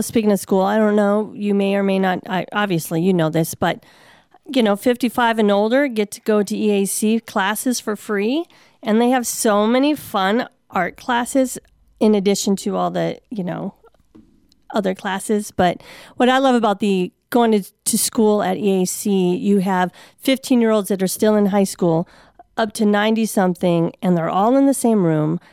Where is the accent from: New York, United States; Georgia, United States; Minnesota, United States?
Minnesota, United States; Saint Paul; moved away; I come from Saint Paul, Minnesota